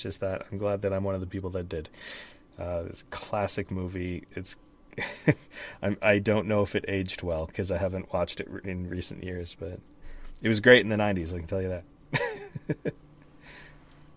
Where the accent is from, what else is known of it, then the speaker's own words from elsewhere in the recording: Canada; Because I'm Canadian?